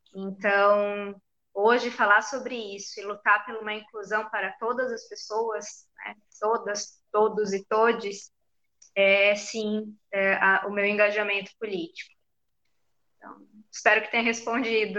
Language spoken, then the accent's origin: Portuguese; Florianópolis, Santa Catarina, Brazil; sou de Floripa